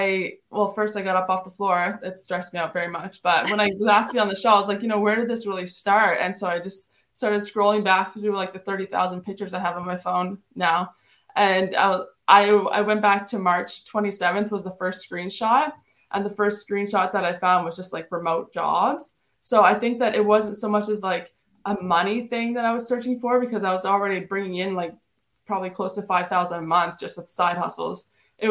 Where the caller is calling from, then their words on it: New Brunswick, Canada; I'm calling from New Brunswick, Canada.